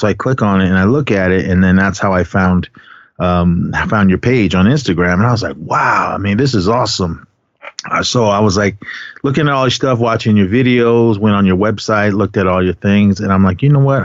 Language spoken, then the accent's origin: English; San Francisco, California, United States; also born or lived in Kaibito, Arizona; growing up in the Bay Area uh, in the city pretty much my whole life